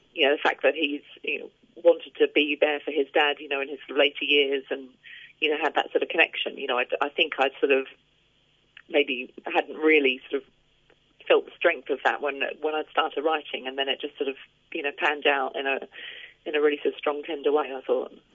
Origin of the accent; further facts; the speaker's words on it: Australia; now in England, United Kingdom; I grew up in Australia and my entire family are in Australia. So, you know, I always feel quite torn because I live mm. over here in England with my family now